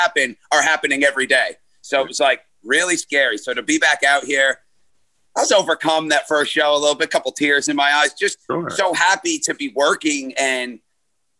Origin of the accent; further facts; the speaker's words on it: Glenmont, New York, United States; my hometown in Glenmont, New York.